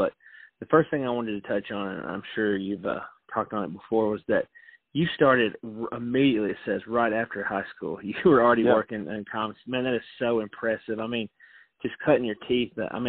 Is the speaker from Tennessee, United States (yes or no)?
yes; Franklin, Tennessee, United States; being a guy born and raised in Franklin